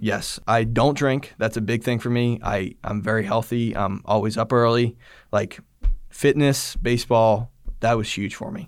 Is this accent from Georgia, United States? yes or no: yes; Georgia, United States; I grew up in Georgia my whole life